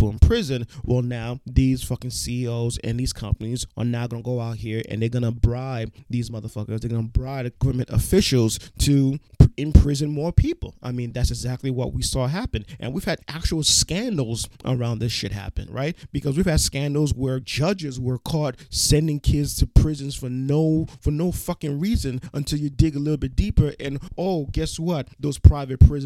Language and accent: English; New York City, New York, United States; I am from New York City, specifically Brooklyn, New York City